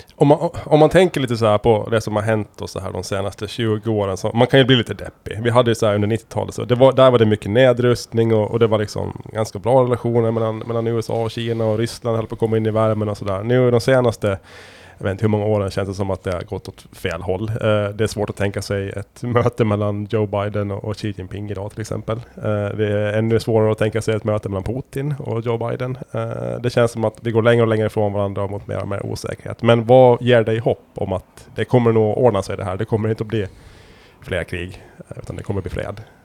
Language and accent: Swedish; Åland Islands; som ålänningar